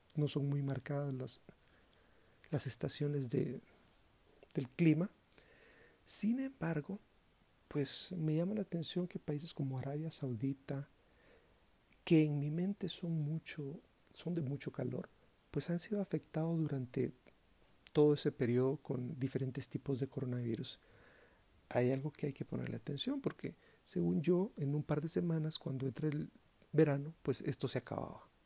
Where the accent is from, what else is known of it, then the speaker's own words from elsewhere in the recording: Guatemala; mi país, Guatemala